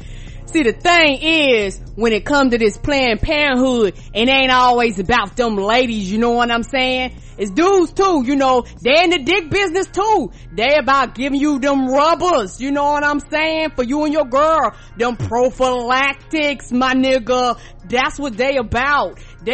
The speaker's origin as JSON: {"language": "English", "town": "Charlotte", "region": "North Carolina", "country": "United States", "said": "I'm from Charlotte, North Carolina."}